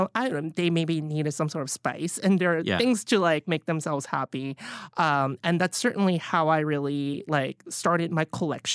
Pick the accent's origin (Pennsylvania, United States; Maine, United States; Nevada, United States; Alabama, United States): Alabama, United States; now in New York City, United States; So I wasn't really exposed to any sort of a Chinese food growing up in Alabama. But once I moved to New York City